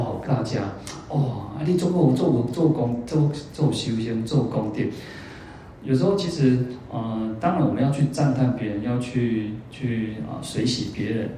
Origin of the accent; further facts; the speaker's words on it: Kaohsiung, Taiwan; moved away as an adult; now in Taipei, Taiwan; 我在高雄太那么久，二十几年哦，从小就在那边二十几年